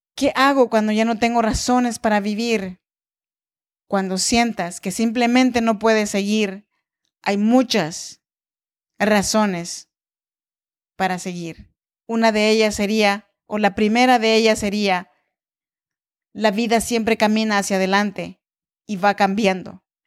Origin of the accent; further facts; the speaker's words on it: Oaxaca, Mexico; now in Sacramento, United States; soy mexicana de nacimiento, oaxaqueña de corazón